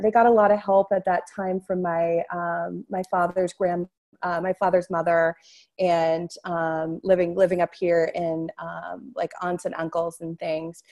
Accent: Newburyport, Massachusetts, United States; moved away; also born or lived in Amesbury, Massachusetts; I was born in Newburyport, Massachusetts

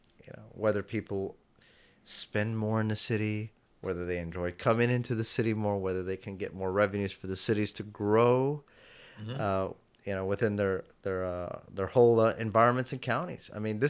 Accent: Houston, Texas, United States; I come from Houston, where it takes me 45 minutes to get in and to and from

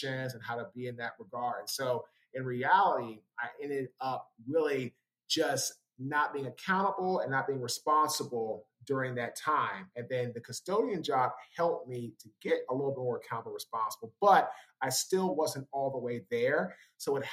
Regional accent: Washington, District of Columbia, United States; I'm from Washington, D.C., went to Howard University in Washington

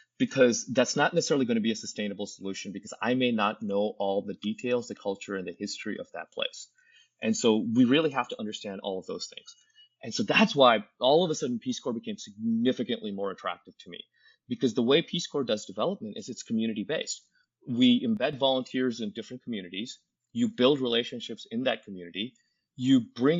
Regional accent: Ohio, United States; moved away as an adult; now in Cairo, Egypt; in my home state of Ohio

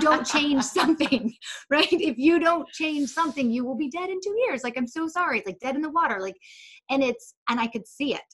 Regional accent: Charlotte, North Carolina, United States; I worked for a lobbying organization in Charlotte, North Carolina. That's where I am still today

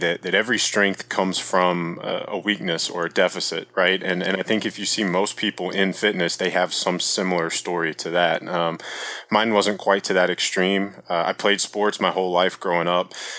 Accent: Virginia, United States; I grew up in Virginia

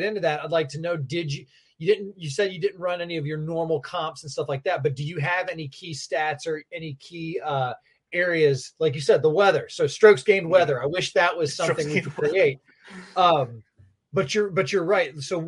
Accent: North Florida, United States; I'm from North Florida, and I have an intimate knowledge of this place

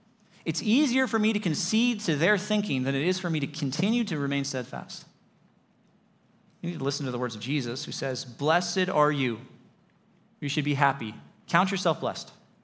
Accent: Lake Arrowhead, California, United States; I grew up in the mountains. I grew up in Lake Arrowhead, and I learned to drive in the mountains on those crazy, turny, twisty, switchbacky roads.

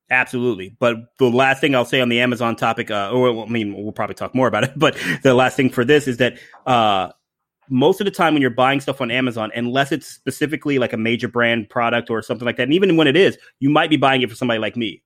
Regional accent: Ohio, United States; now in Tampa, United States; I grew up in Ohio, so, uh, not too far from the Great White North

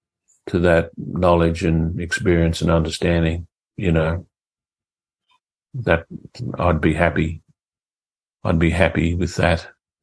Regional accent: Australia; I feel that there's this longing to know who we are as Australian people, you know.

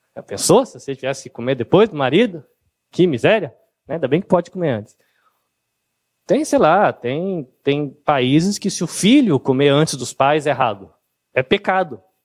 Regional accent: Brazil; O nosso país, o Brasil

